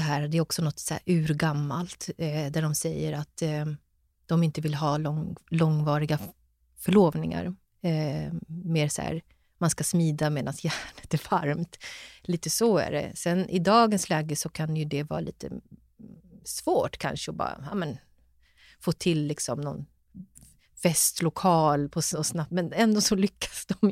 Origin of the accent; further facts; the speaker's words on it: Stockholm, Stockholm County, Sweden; jag är född och uppväxt i Stockholm och bor i Stockholm